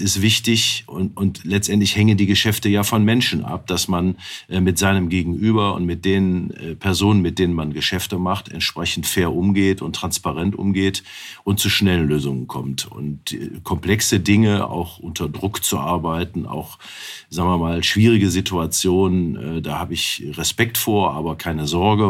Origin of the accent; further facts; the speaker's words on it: Wuppertal, North Rhine-Westphalia, Germany; in meiner Geburtsstadt Wuppertal